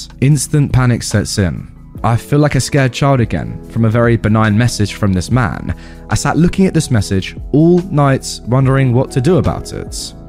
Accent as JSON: {"language": "English", "country": "Australia", "said": "Number one, I am from Australia, which might clarify some confusion."}